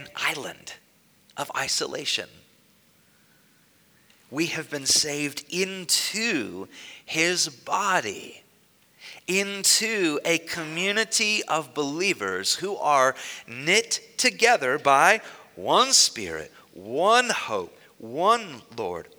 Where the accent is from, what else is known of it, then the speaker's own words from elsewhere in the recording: Newark, Ohio, United States; in my hometown, I grew up in Newark